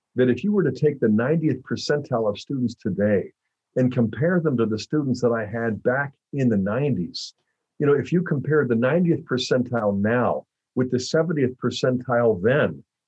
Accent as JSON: {"language": "English", "town": "Pittsburgh", "region": "Pennsylvania", "country": "United States", "tie": "born or raised there", "said": "I grew up in Pittsburgh"}